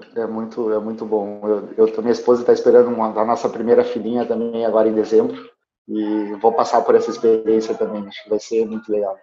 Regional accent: Alegrete, Rio Grande do Sul, Brazil; Eu estudei sempre em escola pública, eu sou do interior do Rio Grande do Sul, né? eu sou de Alegrete

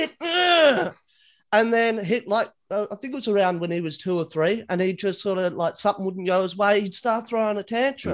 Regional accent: Australia; being an Australian, we sound as Australian as possible

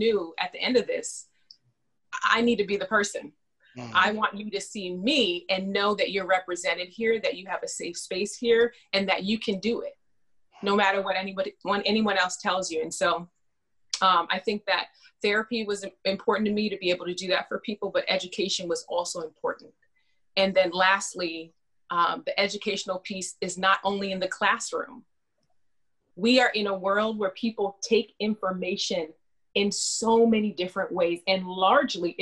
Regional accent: Fresno, California, United States; I'm born and raised in California

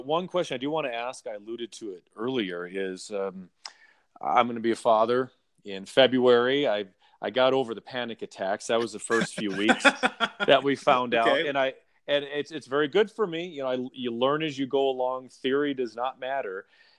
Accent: California, United States; And because I grew up in Southern California, and that's what I remember

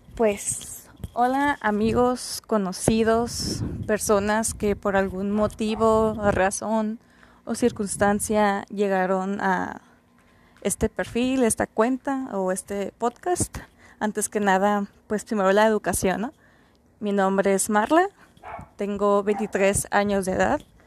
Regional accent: Mexicali, Baja California, Mexico; Soy de Mexicali, Baja California. Estoy en la frontera con los Estados Unidos

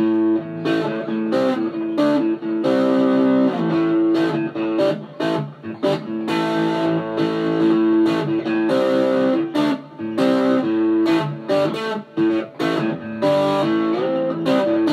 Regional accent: Georgia, United States; now in Utah, United States; I'm originally from Georgia, and I moved out here a while back

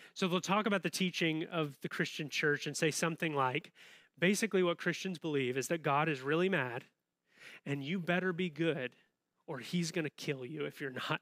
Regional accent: Southern Illinois, United States; now in Champaign-Urbana, United States; I grew up in Southern Illinois

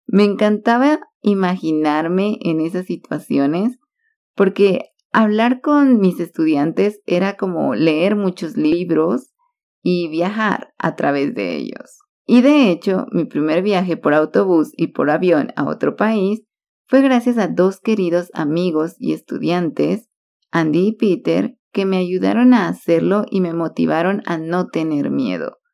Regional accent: Guatemala; also born or lived in Cali, Colombia; Todos me conocían como la guatemalteca

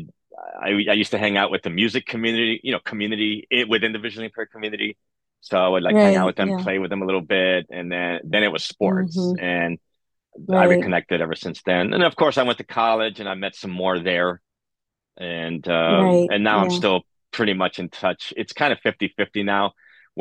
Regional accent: New York City, New York, United States; I was born in East Harlem, Spanish Harlem

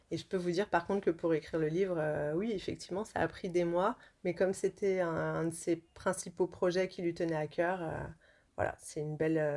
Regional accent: Lyon, Auvergne-Rhône-Alpes, France; Moi je suis de Lyon aussi.

